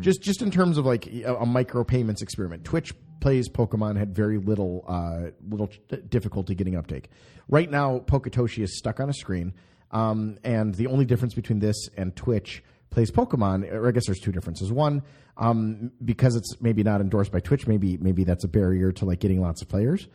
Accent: Minnesota, United States; I come from Minnesota

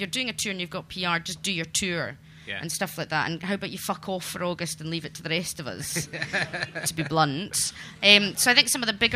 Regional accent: Glasgow, Scotland, United Kingdom; I grew up in Glasgow in the 80s under Thatcherism

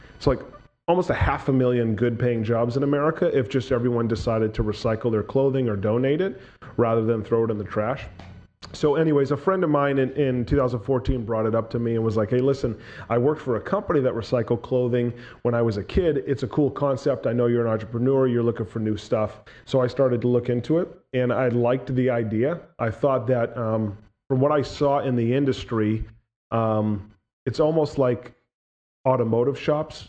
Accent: New Hampshire, United States; born and raised in New Hampshire

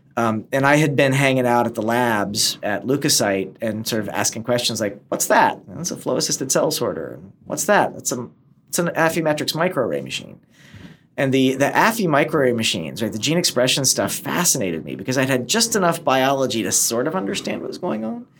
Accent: East Tennessee, United States; moved away; also born or lived in upstate New York / Yugoslavia; I was born in upstate New York, and we moved to uh, the former Yugoslavia for a while, and then settled in East Tennessee, which is where I went, you know, from kindergarten all through high school

